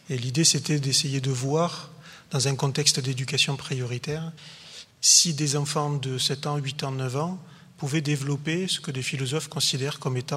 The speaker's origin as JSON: {"language": "French", "town": "Montpellier", "region": "Occitania", "country": "France", "said": "je viens bien de Montpellier."}